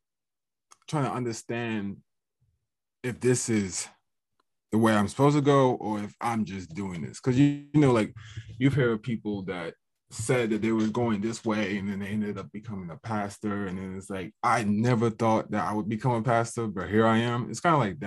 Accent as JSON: {"language": "English", "town": "Fredericksburg", "region": "Virginia", "country": "United States", "said": "I'm from Fredericksburg, Virginia"}